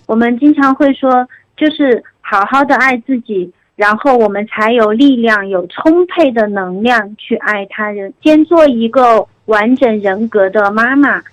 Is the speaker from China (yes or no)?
yes; Chengdu, Sichuan, China; accent: Chengdu dialect; 我们成都话叫做莫名其妙的死情